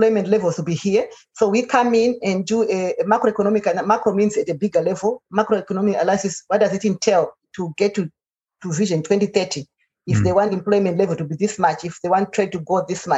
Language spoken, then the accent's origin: English; Zimbabwe; I'm from Zimbabwe